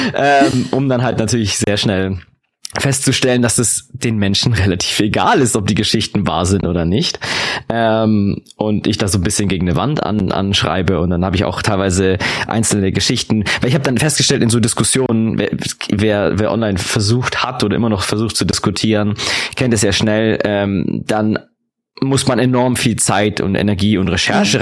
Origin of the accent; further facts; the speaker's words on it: Augsburg, Bavaria, Germany; ich bin ja auch aus Augsburg